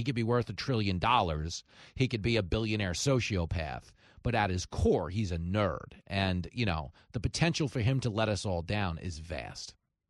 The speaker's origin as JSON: {"language": "English", "area": "Nassau County", "region": "New York", "country": "United States", "tie": "born or raised there", "said": "I grew up in Nassau County."}